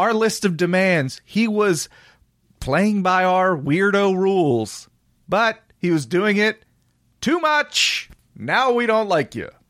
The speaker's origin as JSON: {"language": "English", "town": "Philadelphia", "region": "Pennsylvania", "country": "United States", "said": "I'm going to boo it because I'm from Philadelphia and I'm a tough guy fan."}